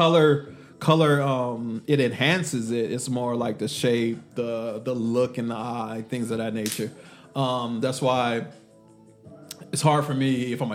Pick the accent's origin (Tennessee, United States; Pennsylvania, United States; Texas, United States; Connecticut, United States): Texas, United States; I'm from Texas